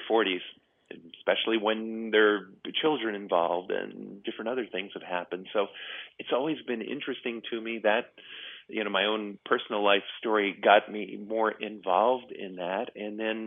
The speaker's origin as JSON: {"language": "English", "region": "New York", "country": "United States", "tie": "born or raised there", "moved": "yes", "lives_now": "California, United States", "said": "I grew up in New York"}